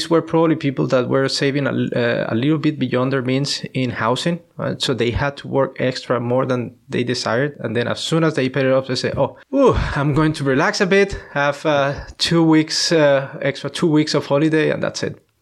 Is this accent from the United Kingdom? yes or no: no; Colombia; moved away; I'm from Colombia